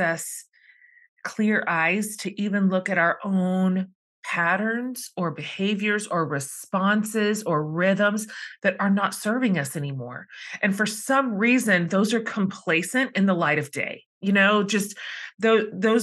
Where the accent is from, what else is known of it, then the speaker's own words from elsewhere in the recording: Texas, United States; I'm Texan